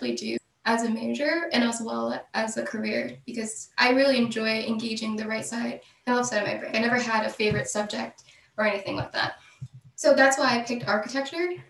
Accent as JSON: {"language": "English", "region": "South Central New Jersey", "country": "United States", "tie": "born or raised there", "also_born_or_lived": "Bronx, New York", "said": "I was born in the Bronx, but after age 7, I moved to New Jersey, South Central New Jersey"}